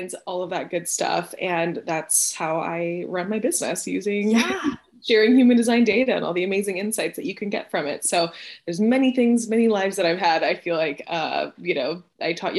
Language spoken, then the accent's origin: English; Houston, Texas, United States; also born or lived in Venezuela; I'm originally from Venezuela and I moved to Houston when I was 7. So I've been in Texas for most of my life